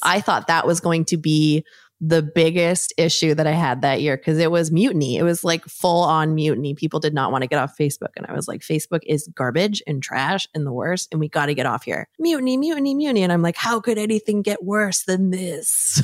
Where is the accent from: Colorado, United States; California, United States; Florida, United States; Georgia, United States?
California, United States; San Diego; I grew up in San Diego